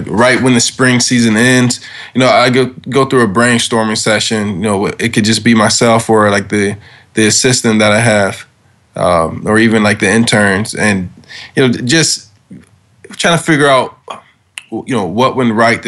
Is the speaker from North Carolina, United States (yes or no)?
no; Detroit, Michigan, United States; moved away as an adult; now in New York, United States; I'm born and raised in Detroit